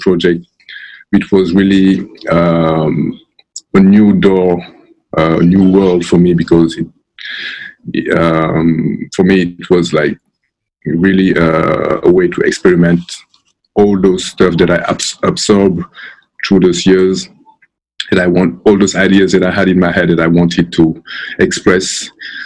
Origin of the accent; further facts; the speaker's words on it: Senegal; I'm from Senegal